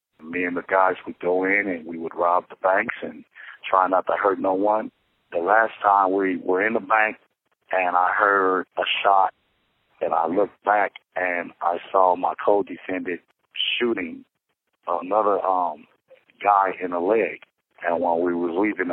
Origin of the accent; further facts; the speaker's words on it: Los Angeles, California, United States; I'm from Los Angeles, California.